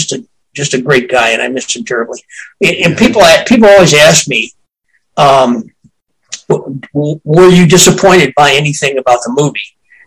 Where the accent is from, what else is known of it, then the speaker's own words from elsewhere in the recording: Boston, Massachusetts, United States; he filmed Mermaids here in my hometown of Boston.